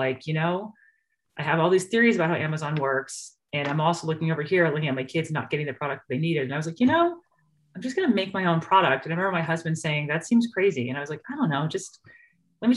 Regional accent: New York, United States; moved away as an adult; now in Idaho, United States; I'm from New York

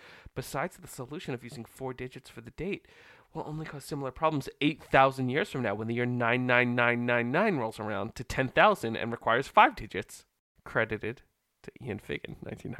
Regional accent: Wellington, New Zealand; born there; My parents are Dutch. I was born in Wellington.

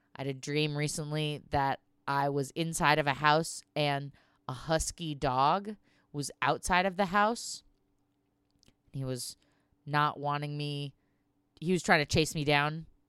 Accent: Southern California, United States; we're from Southern California, my family.

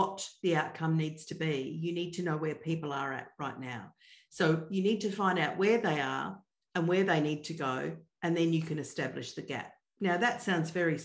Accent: Australia; I'm Australian

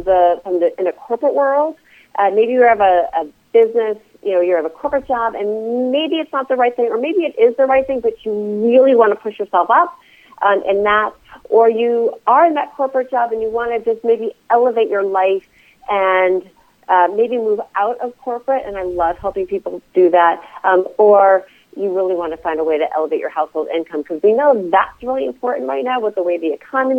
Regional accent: East Coast, United States; now in Reno, United States; I live in Reno, Nevada. I'm originally from the East Coast

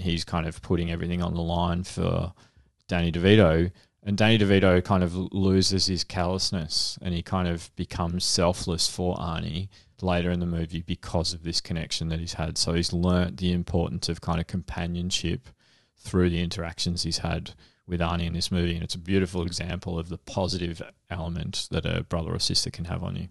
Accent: Frankston, Victoria, Australia; where I grew up in Frankston

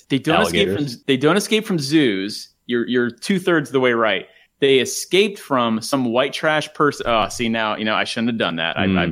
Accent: New England, United States; moved away; also born or lived in Florida; I lived there for the majority of my life, but I'm originally from New England.

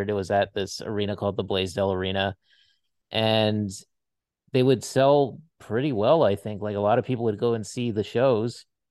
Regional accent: Hawaii, United States; moved away as an adult; I grew up in Hawaii

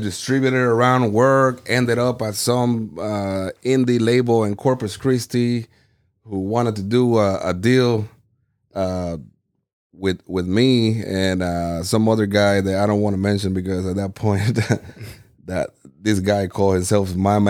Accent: Puerto Rico; moved away; So whenever I came from Puerto Rico, you know, Puerto Rico is all about reggaeton.

